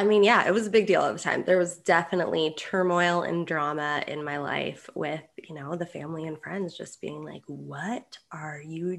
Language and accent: English; Sparks, Nevada, United States; moved away as an adult; now in Spain; I am from Sparks, Nevada.